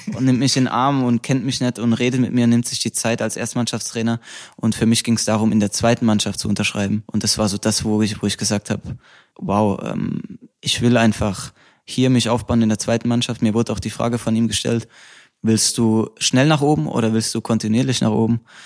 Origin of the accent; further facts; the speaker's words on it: Rhineland-Palatinate, Germany; accent: Palatinate dialect; moved away; also born or lived in Saarbrücken / Mainz; jetzt komme ich schon ins, in Dialekt, nur weil ich über meine Heimat rede